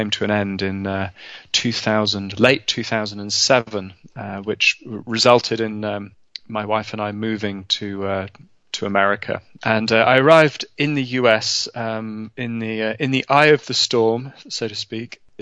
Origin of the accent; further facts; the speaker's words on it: London, United Kingdom; I was born in London, in England, in the 1970s